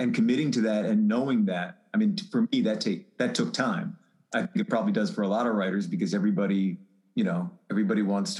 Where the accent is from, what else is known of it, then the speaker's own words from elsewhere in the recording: Baltimore, Maryland, United States; now in Philadelphia, United States; born and raised in Baltimore.